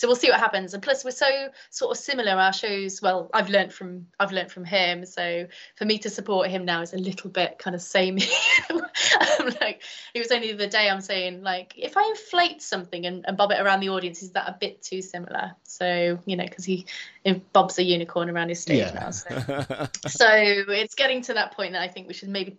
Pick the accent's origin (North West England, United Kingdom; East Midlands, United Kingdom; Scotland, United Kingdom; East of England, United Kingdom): North West England, United Kingdom; Chester; moved away; I'm originally from Chester